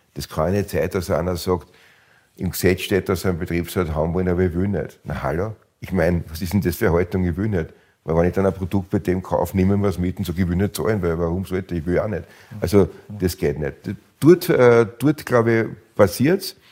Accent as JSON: {"language": "German", "country": "Austria"}